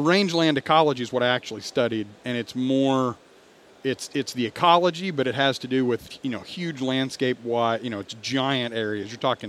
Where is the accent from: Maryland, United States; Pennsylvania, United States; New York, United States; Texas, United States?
Texas, United States; Richardson; also born or lived in Memphis, Tennessee; I grew up in Richardson. I didn't grow up on a ranch